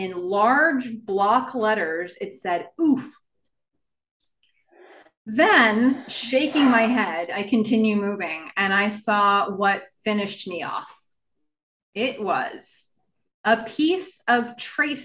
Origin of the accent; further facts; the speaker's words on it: Nassau County, Long Island, New York, United States; I grew up on Long Island, and I was on the west part of like Nassau County, the west part of Long Island